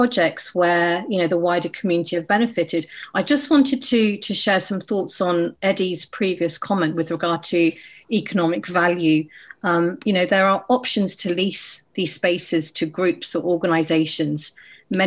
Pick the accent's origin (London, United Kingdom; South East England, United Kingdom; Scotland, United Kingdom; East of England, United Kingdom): South East England, United Kingdom; Oxford; As a young child growing up in Oxford in the 80s